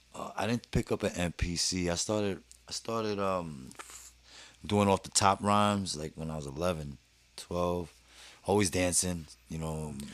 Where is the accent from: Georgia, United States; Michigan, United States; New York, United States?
New York, United States; New York City; also born or lived in Manhattan; I was born in Manhattan actually, but uh, raised in Brooklyn